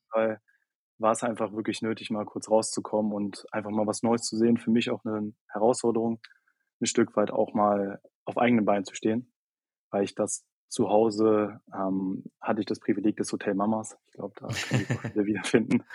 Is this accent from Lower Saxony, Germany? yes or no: yes; near Hanover, Lower Saxony, Germany; moved away as an adult; now in Berlin, Germany; Juli 2021 Abi in Niedersachsen gemacht, also nahe Nähe von Hannover